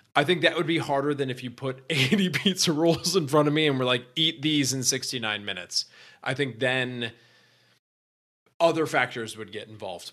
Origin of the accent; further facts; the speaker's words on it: Michigan, United States; I'm from Michigan